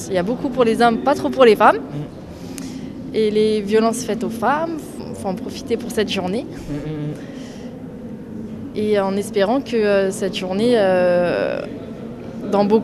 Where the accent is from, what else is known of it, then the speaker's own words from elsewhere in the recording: France; parce que déjà, je suis blanche, je suis française, donc j'ai toutes les caractéristiques pour, pas, pour être favorisée.